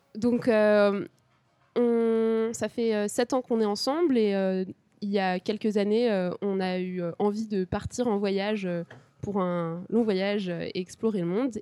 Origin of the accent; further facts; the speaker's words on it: Paris region, Île-de-France, France; moved away as an adult; also born or lived in Grenoble; now in Japan; je viens de région parisienne